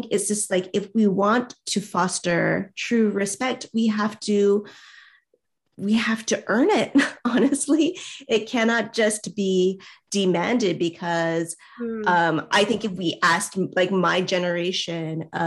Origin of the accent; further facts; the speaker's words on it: United States; as an Asian American